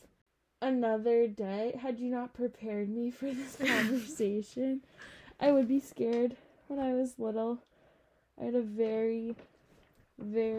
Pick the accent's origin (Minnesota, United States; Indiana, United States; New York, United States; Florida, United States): New York, United States; moved away; I go to Tulane, but I'm also from New York